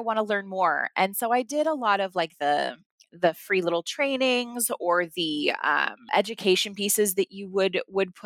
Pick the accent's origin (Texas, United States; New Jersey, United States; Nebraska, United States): Nebraska, United States; I'm from Nebraska